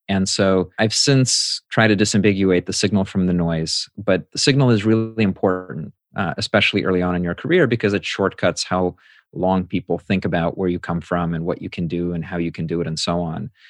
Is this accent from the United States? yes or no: yes; United States; as an immigrant growing up in the States